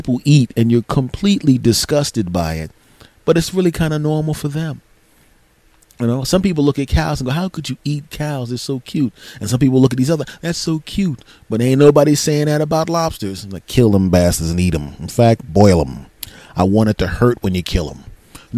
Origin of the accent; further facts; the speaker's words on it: Philadelphia, Pennsylvania, United States; I said, from Philadelphia.